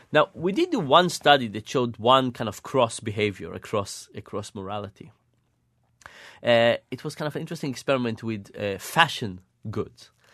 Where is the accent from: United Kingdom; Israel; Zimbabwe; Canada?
Israel; moved away; I grew up in Israel